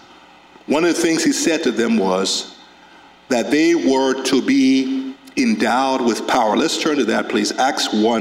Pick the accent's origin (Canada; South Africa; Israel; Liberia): Liberia; Carisbrook; I grew up in Carisbrook in Liberia, a small town.